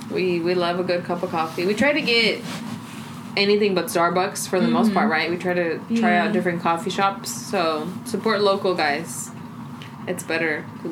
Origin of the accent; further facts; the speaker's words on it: Texas, United States; we're from Texas.